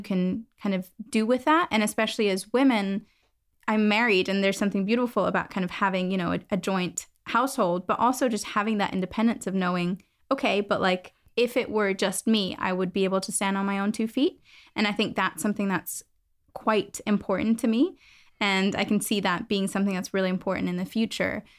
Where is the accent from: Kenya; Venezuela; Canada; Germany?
Germany; moved away as an adult; also born or lived in United States; now in London, United Kingdom; So I'm originally from Germany, kind of moved overseas, did my bachelor's